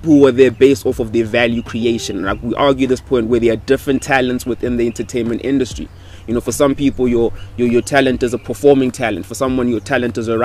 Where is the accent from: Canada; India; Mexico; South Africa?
South Africa; Limpopo; I come from Limpopo.